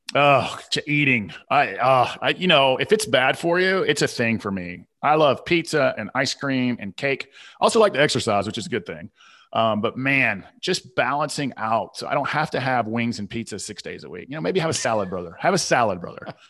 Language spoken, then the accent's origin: English; Southern, United States; accent: Southern; my Southern accent